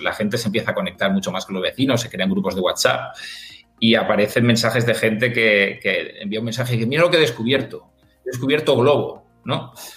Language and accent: Spanish; Mallorca, Balearic Islands, Spain; Yo soy de Mallorca